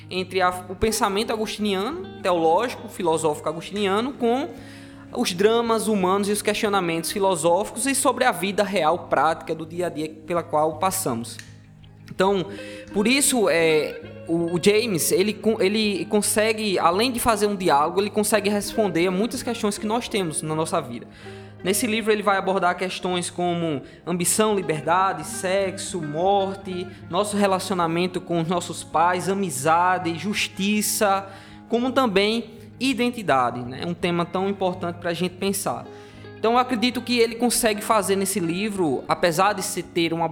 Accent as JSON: {"language": "Portuguese", "town": "João Pessoa", "region": "Paraíba", "country": "Brazil", "said": "sou aqui de João Pessoa também, é, da igreja de Betel Torre"}